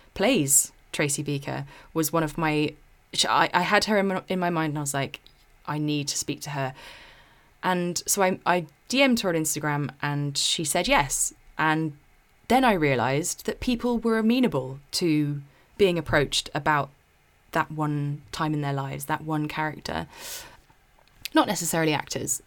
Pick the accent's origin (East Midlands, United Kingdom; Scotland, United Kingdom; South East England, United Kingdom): South East England, United Kingdom; my hometown in the southeast